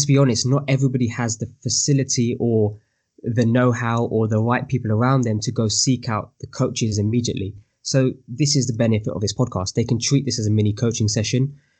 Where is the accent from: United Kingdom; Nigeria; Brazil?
United Kingdom; I am Asian Indian male from the UK.